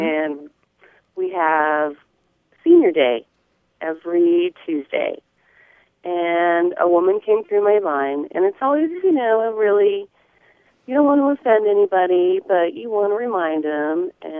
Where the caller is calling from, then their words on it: Eureka, California, United States; I'm calling from Eureka in the real Northern California.